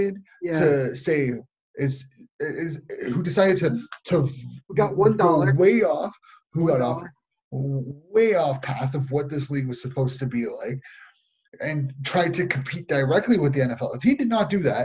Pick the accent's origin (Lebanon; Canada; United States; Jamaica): Canada